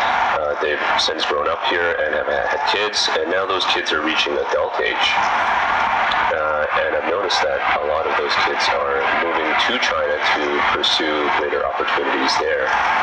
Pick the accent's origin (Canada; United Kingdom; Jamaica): Canada; I'm from Canada.